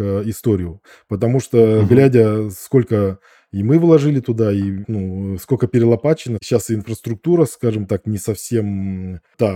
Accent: Novosibirsk, Novosibirsk Oblast, Russia; я из Академгородка Новосибирска

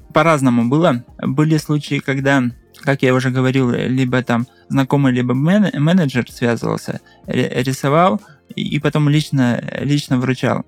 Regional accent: Russia; я только один из России был

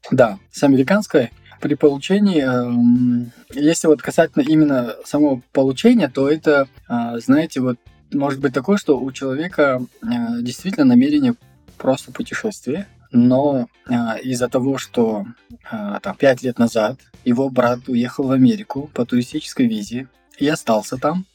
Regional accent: Almaty, Kazakhstan; я из Алматы

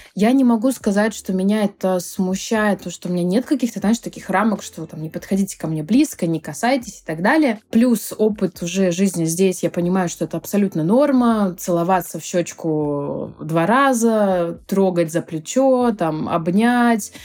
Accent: Krasnodar, Krasnodar Krai, Russia; moved away as an adult; now in Barcelona, Spain; я выходец из Краснодара, и там у меня была своя онлайн-школа

